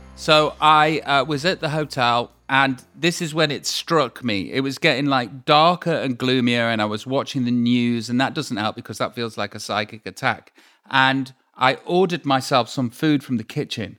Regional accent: Stoke-on-Trent, West Midlands, United Kingdom; moved away; I am from Stoke on Trent

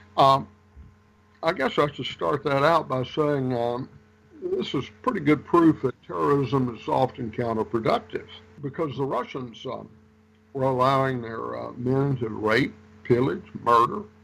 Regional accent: Rouge, Louisiana, United States; moved away as an adult; also born or lived in North Carolina / Tennessee / Arkansas / Georgia; I was born in Rouge, Louisiana

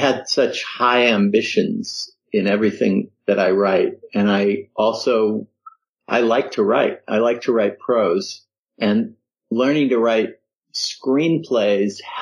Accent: Denver, Colorado, United States; moved away; I grew up in Colorado

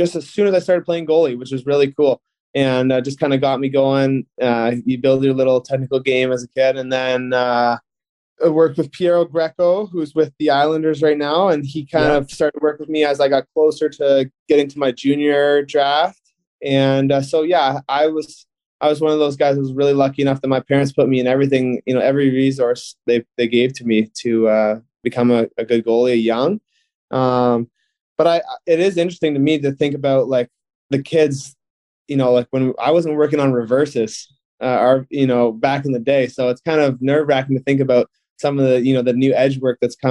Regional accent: Mississauga, Ontario, Canada; also born or lived in Oakville; I was lucky enough to get drafted my hometown team in Mississauga

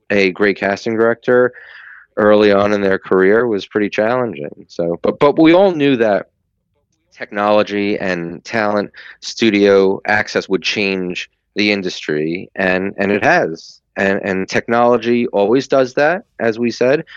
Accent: New York, United States; I grew up in New York and I raised in New York

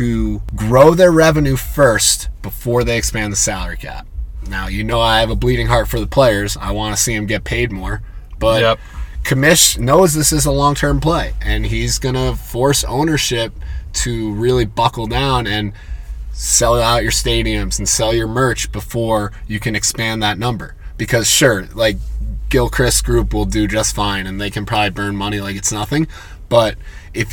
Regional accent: United States; as an American, like I grow up thinking that talking in the old English is snobbery

